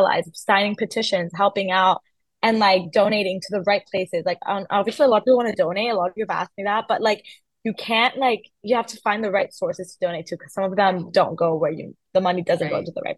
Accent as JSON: {"language": "English", "region": "North Carolina", "country": "United States", "tie": "born or raised there", "also_born_or_lived": "Iran", "second_language": "English", "said": "I was born in North Carolina, but then I was born when I was like 2 or 3, I moved to Iran until I was 8."}